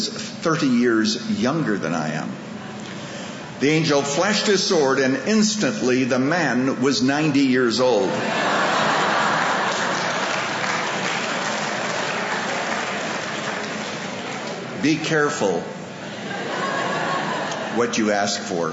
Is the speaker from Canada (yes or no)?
yes; Saskatchewan, Canada; also born or lived in Chicago, United States; now in United States; I was born in the farmlands of Saskatchewan, Canada